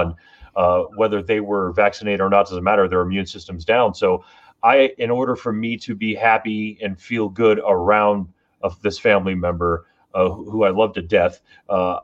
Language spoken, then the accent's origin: English; South Florida, United States; I grew up in South Florida